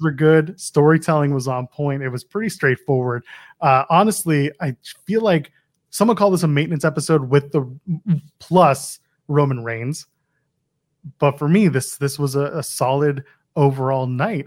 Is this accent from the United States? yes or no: no; Canada; I'm Canadian.